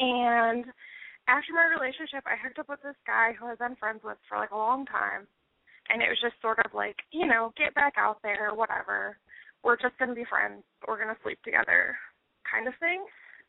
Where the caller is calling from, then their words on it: North Dakota, United States; I am 21, and I live in North Dakota.